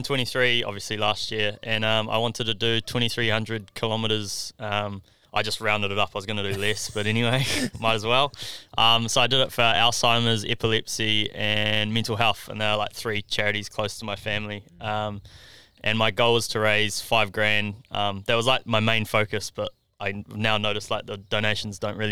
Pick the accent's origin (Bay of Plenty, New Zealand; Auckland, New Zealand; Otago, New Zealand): Auckland, New Zealand; I'm from West Auckland